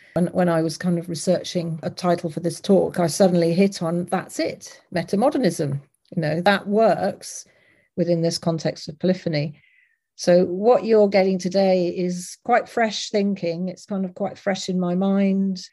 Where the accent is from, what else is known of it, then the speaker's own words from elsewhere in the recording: Leicester, East Midlands, United Kingdom; my growing up in Leicester, which is um, in the UK.